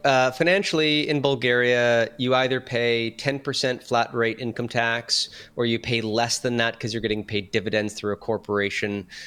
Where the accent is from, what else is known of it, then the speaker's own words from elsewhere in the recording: Sudbury, Ontario, Canada; moved away as an adult; also born or lived in Barrie, Ontario; my hometown of Sudbury, Ontario, versus where I had lived in Barrie.